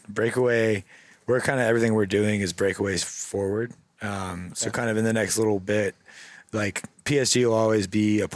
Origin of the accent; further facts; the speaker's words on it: Cary, North Carolina, United States; I'm from here. I grew up in Cary